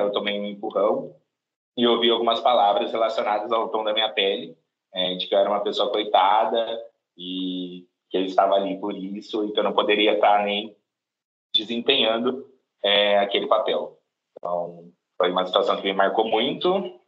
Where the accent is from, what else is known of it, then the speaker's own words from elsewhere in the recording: Cajobi, São Paulo, Brazil; Eu sou natural de uma cidade do interior de São Paulo, uma cidade pequena, se chama Cajobi